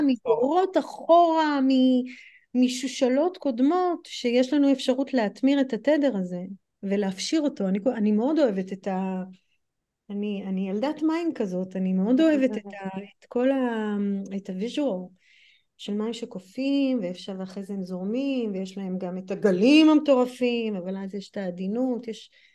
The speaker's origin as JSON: {"language": "Hebrew", "country": "United States", "also_born_or_lived": "Europe", "accent": "American", "second_language": "Hebrew", "moved": "yes", "lives_now": "Israel", "said": "כמו שאתם שומעות מהמבטא שלי אז אני אמריקאית וחייתי גם באירופה וגם בארצות הברית"}